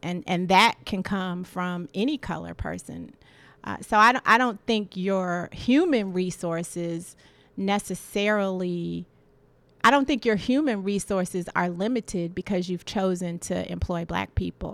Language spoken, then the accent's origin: English; Washington, District of Columbia, United States; I grew up in Washington, D C in the seventies